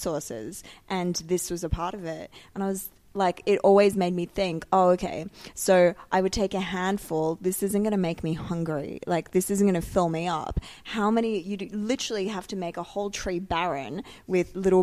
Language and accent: English; Sydney, New South Wales, Australia; moved away as an adult; now in Dubai, United Arab Emirates; growing up in Sydney, I lived in the ocean